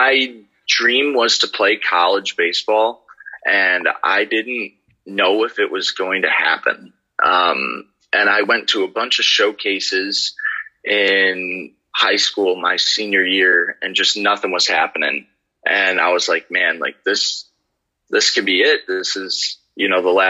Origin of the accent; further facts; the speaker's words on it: South Elgin, Illinois, United States; I grew up in South Elgin, Illinois my whole life